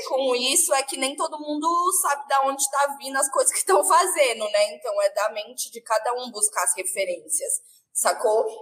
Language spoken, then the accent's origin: Portuguese; Brazil; a minha, minha essência ela vem da Zona Oeste